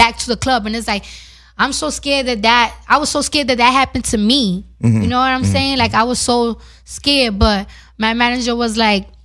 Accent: New York, United States; I'm from New York

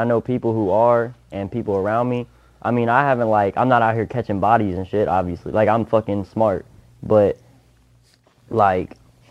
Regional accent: Hamilton, Ohio, United States; I'm from Hamilton, Ohio. It's a little north of Cincinnati

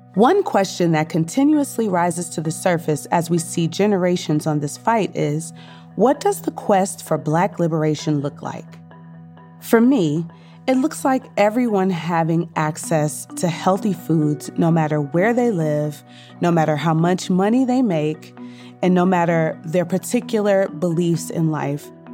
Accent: Detroit, Michigan, United States; Growing up in Detroit in the 70s and the 80s

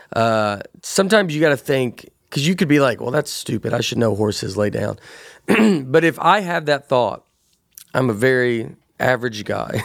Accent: Nashville, Tennessee, United States; growing up in Tennessee

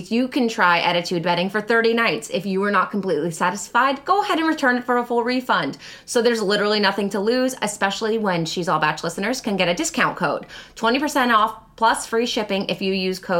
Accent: Long Island, New York, United States; I work at the great jack o' lantern blaze at Old Bethpage Village Restoration on Long Island. I'm from Long Island.

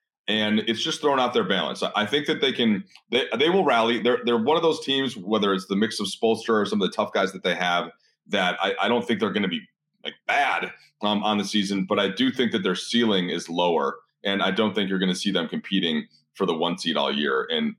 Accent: Minnesota, United States; moved away; I'm from Minnesota, and I used to work for the Wolves for a couple of years

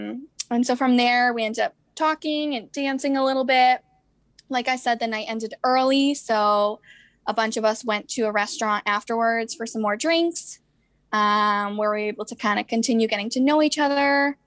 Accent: Boston, Massachusetts, United States; I'm 27 and from the Boston

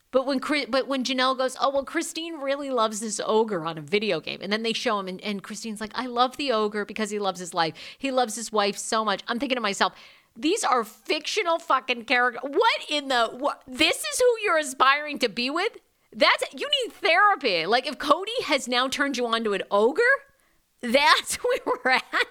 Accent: Maine, United States; I'm backwoods Maine

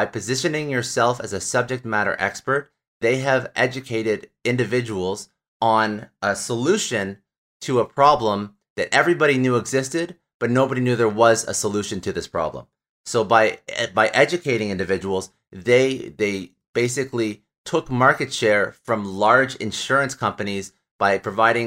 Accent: Canada; I'm Canadian

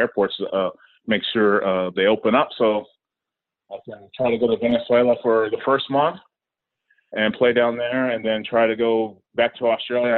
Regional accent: Camarillo, California, United States; growing up in Camarillo, California

